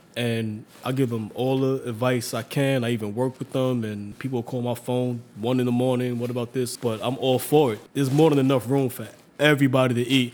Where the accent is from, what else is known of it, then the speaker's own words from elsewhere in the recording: New York City, New York, United States; also born or lived in Staten Island / Hunts Point; I was born in Staten Island, but up until 1990, I lived in Harlem, and I moved to Hunts Point. But you know, I kept on coming back, and then I was always back and forth to Harlem. So it's like Harlem or Hunts Point, not Staten Island.